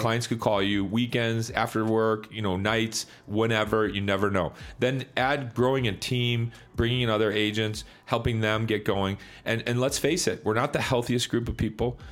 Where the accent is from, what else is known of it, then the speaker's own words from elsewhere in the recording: Chicago, Illinois, United States; I grew up in Chicago in the 90s